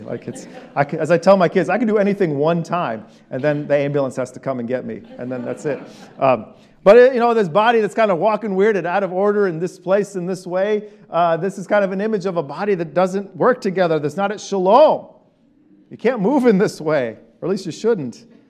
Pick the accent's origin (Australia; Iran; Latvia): Iran; moved away; I'm an Armenian from Iran